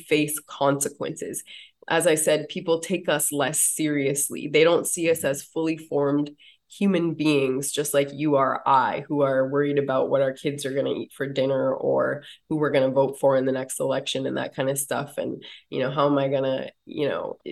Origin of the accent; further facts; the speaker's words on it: United States; when I was a kid growing up on the Standing Rock Reservation